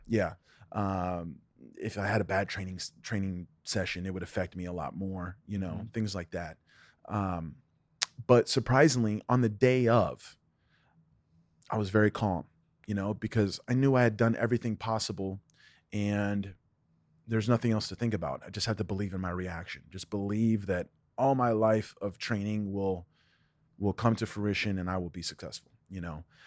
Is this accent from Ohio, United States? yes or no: yes; Ohio, United States; I was born in Ohio. My dad was the assistant instructor at the Jeet Kune Do Academy in Cincinnati, Ohio